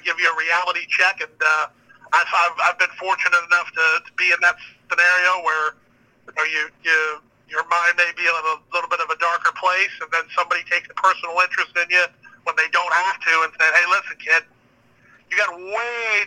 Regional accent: Florida, United States; growing up in Florida, we had so many South Florida spring training clubs that came down this way

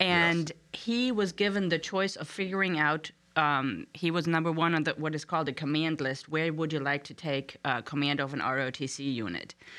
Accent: Frankfurt, Hesse, Germany; moved away as an adult; now in Harrisonburg, United States; I was born in Frankfurt, Germany

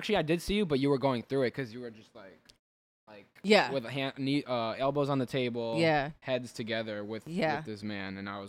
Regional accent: Elizabeth, New Jersey, United States; I'm from Elizabeth.

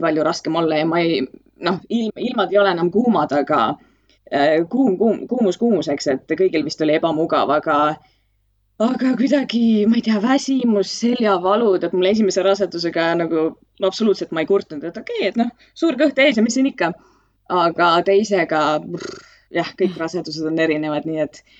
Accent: Estonia; moved away as an adult; also born or lived in Ireland / London, United Kingdom; ma olen Eestist eemal olnud kuusteist aastat. ma läksin äh, Iirimaale esialgu

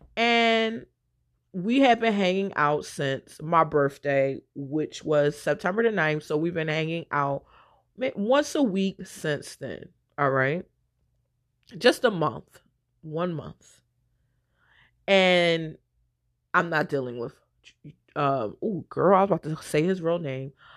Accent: Philadelphia, Pennsylvania, United States; I'm from West Philly

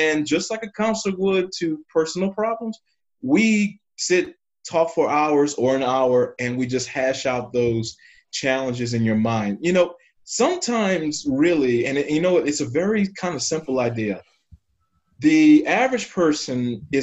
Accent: New Orleans, Louisiana, United States; now in St. Louis, United States; I'm in St. Louis, Missouri, and I'm originally from New Orleans, Louisiana

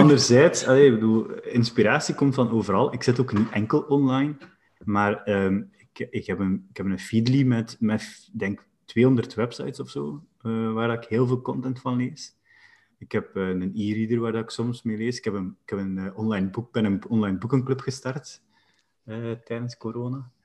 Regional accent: West Flanders, Belgium; als West-Vlaming

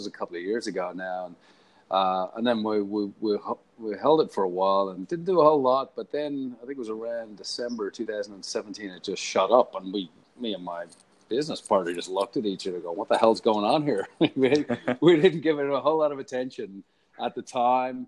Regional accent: Ireland; moved away as an adult; also born or lived in Paddington, Sydney / Bondi, Sydney; now in Sydney, Australia; Obviously, I'm Irish. Came out here to Australia, land of opportunity, 14 years ago.

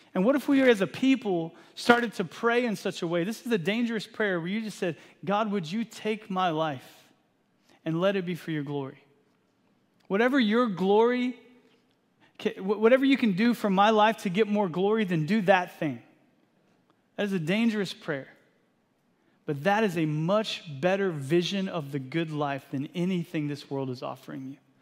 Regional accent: Texas, United States; moved away as an adult; now in Eastern Washington, United States; I grew up in Texas

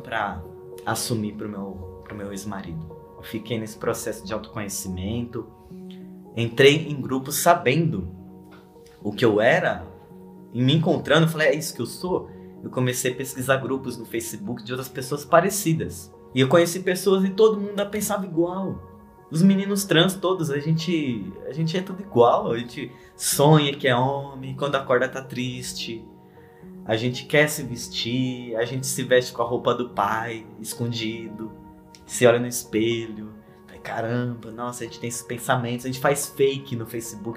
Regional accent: São Paulo, Brazil; also born or lived in Guarulhos; eu nasci em Guarulhos, né? Mas eu quase não tenho lembranças lá, porque eu vim para São Paulo eu já tinha cinco anos

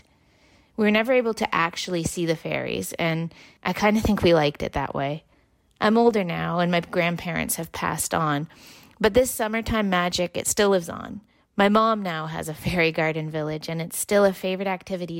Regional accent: Canada's most southern town, Ontario, Canada; When I was growing up in Canada's most southern town

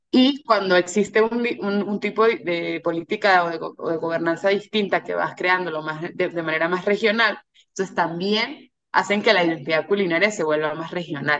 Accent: San Cristóbal / Mérida, Andes, Venezuela; also born or lived in Caracas, Venezuela; now in Mexico City, Mexico; mi casa en, San Cristóbal o en Mérida

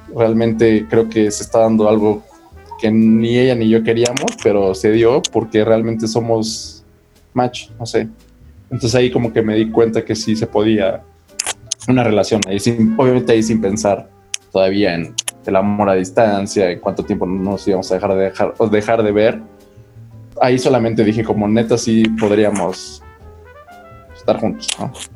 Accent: Mexico; Como buen mm. mexicano

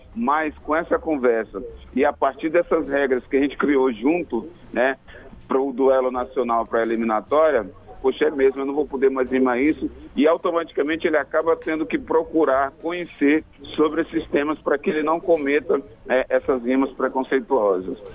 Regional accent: Maranhão, Brazil; now in Manaus, Brazil; eu sou maranhense

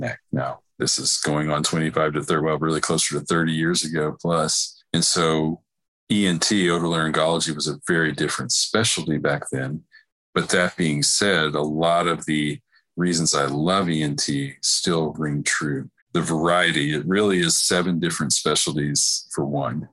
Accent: Dallas, Texas, United States; also born or lived in Nashville, Tennessee; where I grew up here in North Dallas

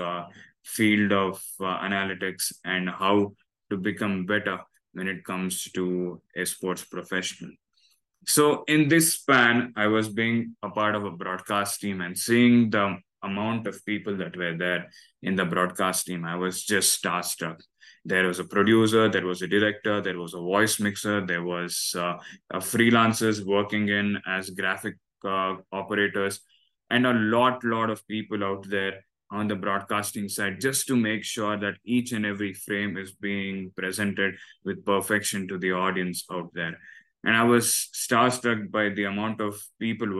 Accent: Bangalore, Karnataka, India; first language Kannada; English is a second language; I come from Bangalore and I'm a Bangalore boy. So I have my mother tongue as Kannada.

